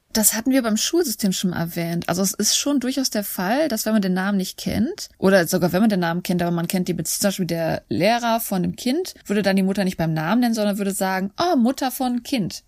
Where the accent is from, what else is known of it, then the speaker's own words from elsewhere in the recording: Germany; now in South Korea; bei uns in Deutschland